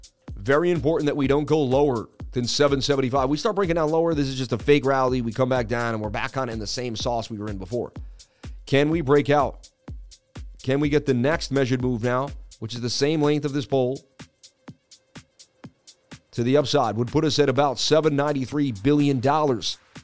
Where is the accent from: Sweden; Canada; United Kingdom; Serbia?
Serbia; I know you people love crypto, but I am from Serbia.